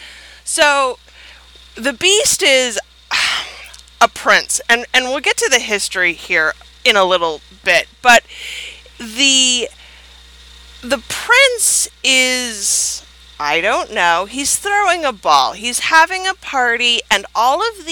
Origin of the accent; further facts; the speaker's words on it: United States; I'm American